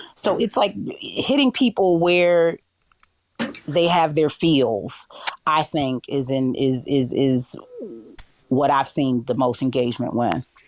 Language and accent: English; New York City, New York, United States; moved away as an adult; now in Kansas City, United States; I grew up in New York City